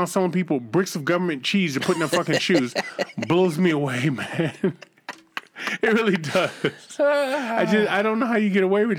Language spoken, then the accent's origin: English; Boston, Massachusetts, United States; I'm from the hood, man. I grew up in Boston.